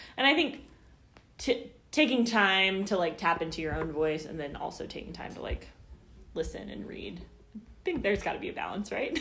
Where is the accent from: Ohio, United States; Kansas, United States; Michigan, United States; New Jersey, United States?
Kansas, United States; Overland Park; also born or lived in California; I'm from Overland Park